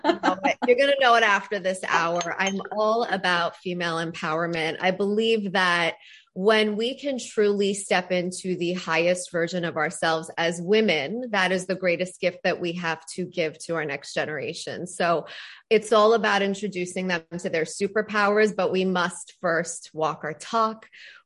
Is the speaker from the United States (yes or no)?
no; Canada; as a Canadian